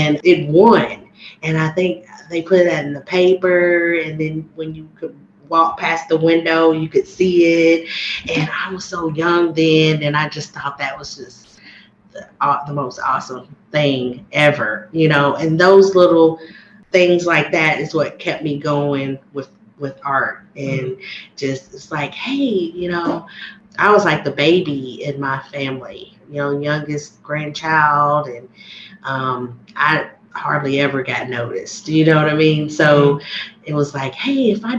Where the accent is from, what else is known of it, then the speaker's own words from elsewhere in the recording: Danville, Kentucky, United States; also born or lived in Harrodsburg, Kentucky; I was born in Harrodsburg